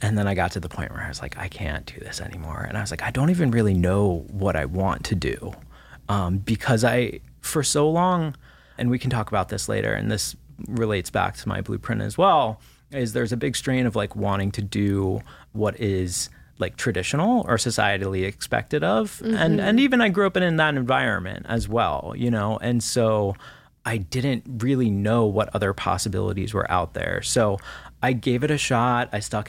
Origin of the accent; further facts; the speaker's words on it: Washington, D.C., East Coast, United States; You know, I grew up on the East Coast, right around Washington, D.C.